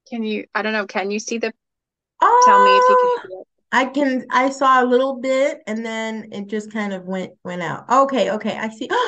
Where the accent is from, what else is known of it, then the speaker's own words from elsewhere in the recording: New York, United States; now in Orlando, United States; Okay, so I come from New York originally, moved down here um, to Orlando, Florida.